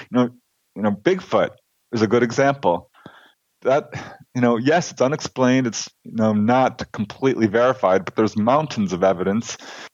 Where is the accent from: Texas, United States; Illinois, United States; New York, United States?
Illinois, United States; Chicago; now in California, United States; I'm originally from Chicago, Illinois. Lived here in California most of my life. Got 5 brothers and sisters. So big family.